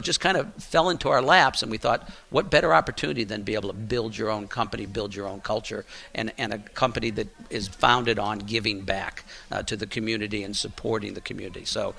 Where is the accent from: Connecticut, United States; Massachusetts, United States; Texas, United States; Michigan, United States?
Connecticut, United States; Hartford; I grew up in Hartford, Connecticut, which was the headquarters of insurance.